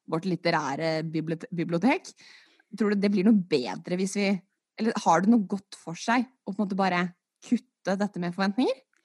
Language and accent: Norwegian; Norway; jeg skylder på dobbelt statsborgerskap, selv om jeg er født og oppvokst i Norge